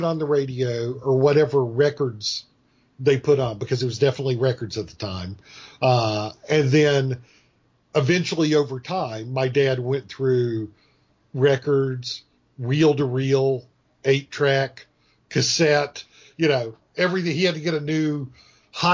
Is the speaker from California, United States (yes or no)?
no; Georgia, United States; also born or lived in Wisconsin; Because I was born in Georgia, but we moved to Wisconsin for 10 years in a little small German town outside of Milwaukee, and then moved back when I was like 9 years old back to Georgia.